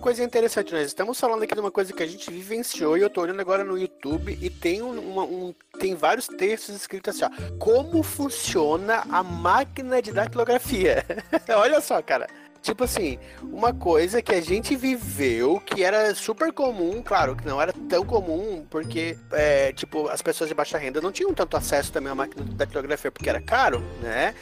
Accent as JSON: {"language": "Portuguese", "region": "Santa Catarina", "country": "Brazil", "lives_now": "Florianópolis, Brazil", "said": "Eu falo de Floripa. Não sou manezinho, mas sou catarinense, barriga verde"}